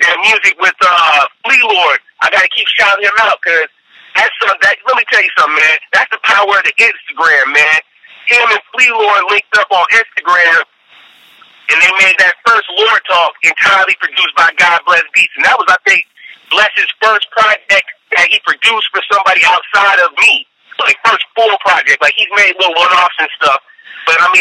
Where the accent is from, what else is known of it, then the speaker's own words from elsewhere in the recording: Chicago, Illinois, United States; now in Atlanta, United States; I'm from Chicago